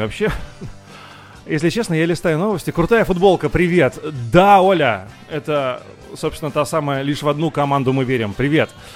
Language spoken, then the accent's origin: Russian; Moscow, Russia; из Зябликова я давным-давно уехал, я не нахожусь уже там, несмотря на это, мой, э, этот район навсегда в моем сердце